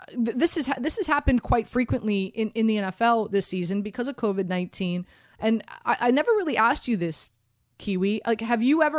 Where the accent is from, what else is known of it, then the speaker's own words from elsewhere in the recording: Miami, Florida, United States; moved away; I'm from Miami. I grew up down there